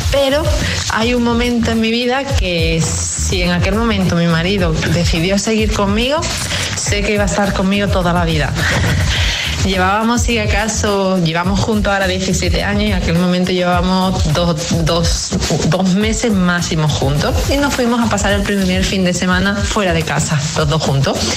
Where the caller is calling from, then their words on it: Seville, Andalusia, Spain; Buenos días, dictadores … de Sevilla.